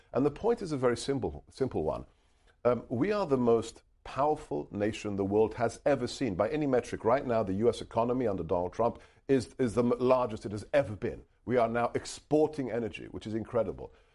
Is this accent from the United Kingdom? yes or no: yes; United Kingdom; first language Hungarian; English is a second language; now in United States; eventually settled in the U K, uh, and that's where I was born and raised